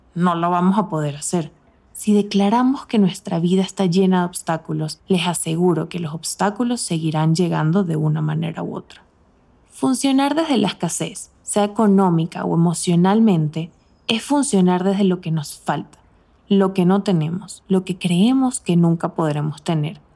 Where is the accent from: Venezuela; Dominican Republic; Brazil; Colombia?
Venezuela; moved away as an adult; now in Mexico City, Mexico